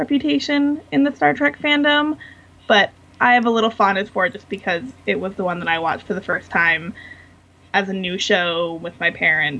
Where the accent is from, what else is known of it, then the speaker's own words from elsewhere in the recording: Los Angeles, California, United States; also born or lived in Washington, D.C.; I actually grew up in California. Oh, did you? Here in Los Angeles.